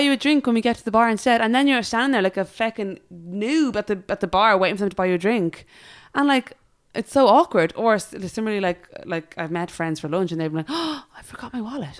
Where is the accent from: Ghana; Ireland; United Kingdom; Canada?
Ireland; as Irish